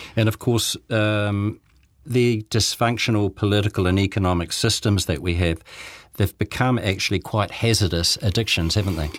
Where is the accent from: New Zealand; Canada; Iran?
New Zealand; Dunedin, Otago; now in Christchurch, New Zealand; Back in the nineteen sixties, when I was growing up in Dunedin